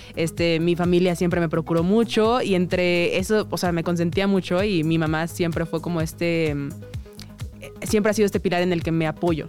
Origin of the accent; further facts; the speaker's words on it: Mexico City, Mexico; soy chilanga de nacimiento, nací en la Ciudad de México, orgullosamente. Y este, pues, ¿qué puedo decir? Amo mi ciudad